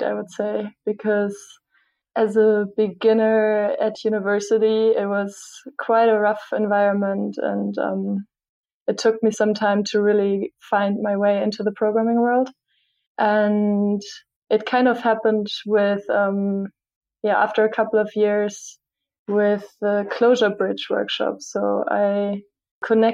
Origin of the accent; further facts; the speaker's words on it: southwest Germany, Germany; moved away as an adult; also born or lived in United States / Berlin, Germany; I'm originally from like the southwest of Germany